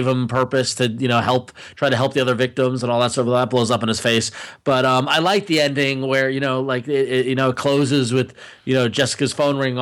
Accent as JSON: {"language": "English", "town": "New York City", "region": "New York", "country": "United States", "said": "As a New Yorker"}